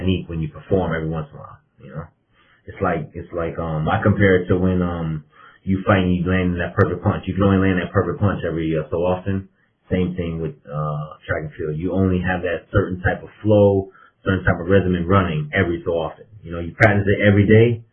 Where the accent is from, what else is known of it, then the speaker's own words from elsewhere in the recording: Cincinnati, Ohio, United States; moved away; also born or lived in Florida; I grew up in Cincinnati